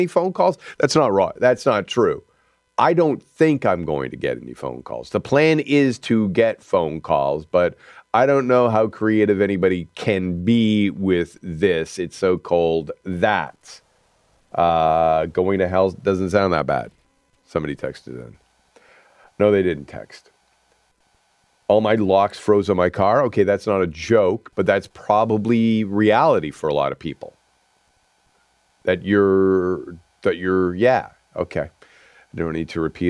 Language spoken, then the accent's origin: English; Canada; we celebrate being Canadian